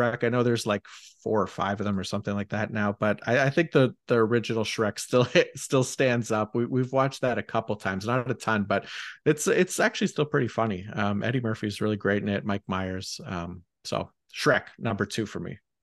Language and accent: English; Canada; as a Canadian